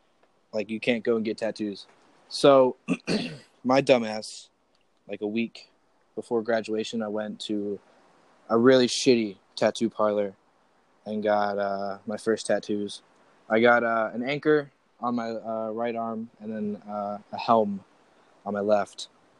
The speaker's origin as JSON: {"language": "English", "region": "Virginia", "country": "United States", "tie": "born or raised there", "said": "But I grew up in Virginia, and that kind of made me the person that I am."}